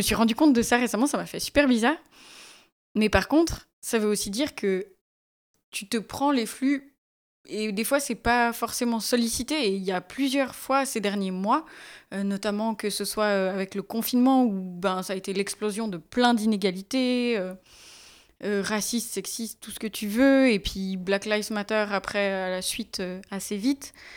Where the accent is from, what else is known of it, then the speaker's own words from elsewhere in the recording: Valais, Switzerland; quand j'ai grandi en Valais